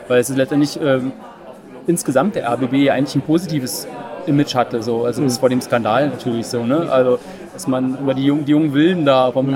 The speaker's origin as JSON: {"language": "German", "region": "Lusatia", "country": "Germany", "said": "ich bin eigentlich aus der Lausitz"}